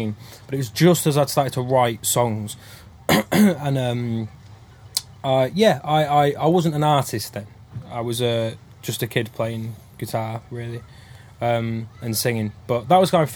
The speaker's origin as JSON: {"language": "English", "town": "Oxenhope", "region": "Yorkshire and the Humber", "country": "United Kingdom", "said": "Technically, I'm from a little village called Oxenhope in the Worth Valley in Yorkshire"}